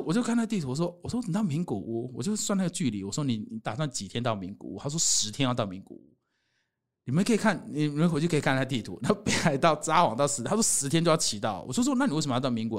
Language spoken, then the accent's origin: Chinese; Taiwan; 我是台湾人